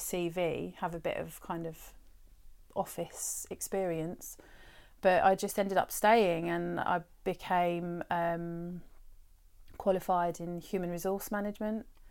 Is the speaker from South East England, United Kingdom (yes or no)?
yes; Brighton, South East England, United Kingdom; I grew up in Brighton. I was born here as well and I've lived here, um, the majority of my life.